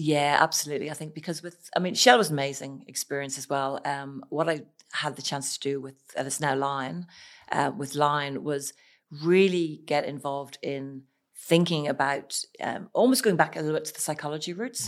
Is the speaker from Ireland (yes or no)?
yes; Ireland; moved away as an adult; I'm Irish